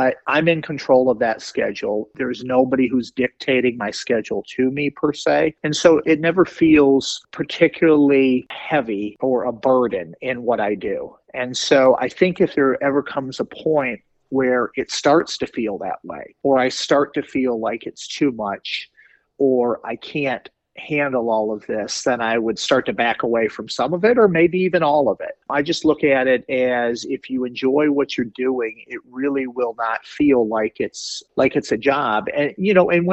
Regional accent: Detroit, Michigan, United States; moved away as an adult; now in Raleigh, United States; growing up in the Metro Detroit area

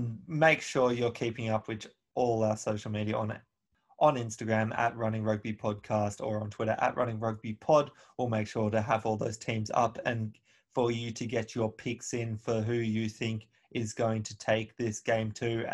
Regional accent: Australia; now in Auckland, New Zealand; as an Australian in Auckland

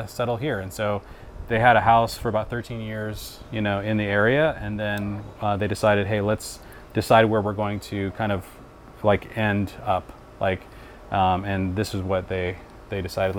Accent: Seattle, Washington, United States; moved away; I grew up in Seattle where some of my friends had pickleball courts in their backyard

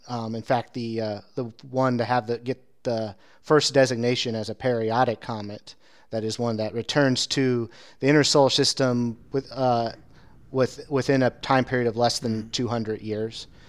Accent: Indiana, United States; growing up in Indiana

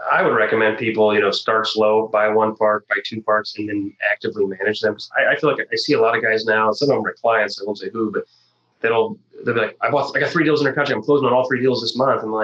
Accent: Illinois, United States; South of Springfield. So Illinois. I'm from Illinois.

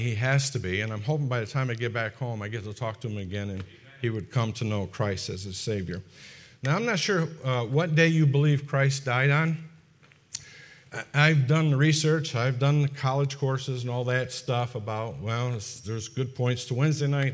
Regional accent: Fonda, New York, United States; moved away; I come from Fonda, and Fonda is just ab, in the vicinity of Albany, which is the capital of, of, uh, New York

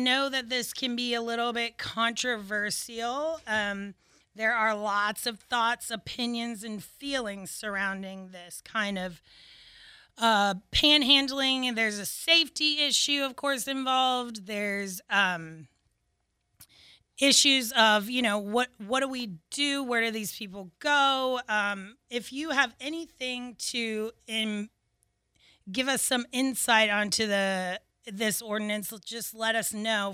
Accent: Pensacola, Florida, United States; I grew up in Pensacola, and I'm a local attorney

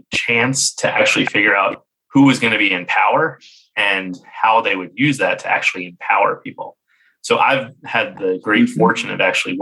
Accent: Jersey City, New Jersey, United States; moved away as an adult; now in Washington, DC, United States; I grew up in Jersey City, New Jersey

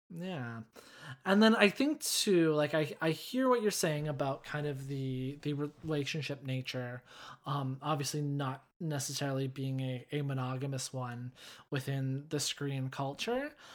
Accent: Canada; I am Canadian

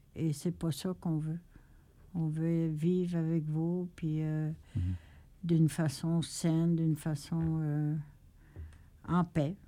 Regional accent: Quebec, Canada

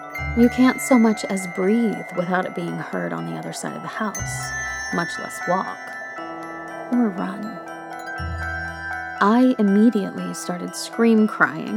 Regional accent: El Paso, Texas, United States; I grew up in West Texas, El Paso specifically

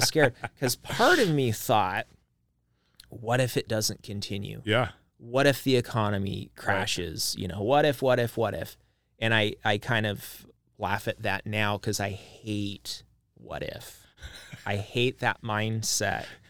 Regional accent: Idaho Falls, Idaho, United States; now in Boise, United States; I grew up in Idaho Falls

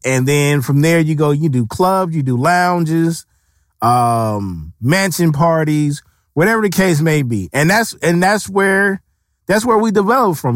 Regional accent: West Coast, United States; the West Coast is, we grew up off of gangster music

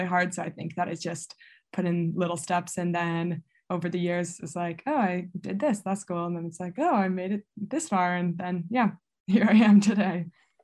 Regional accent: Buffalo, New York, United States; Coming from Buffalo

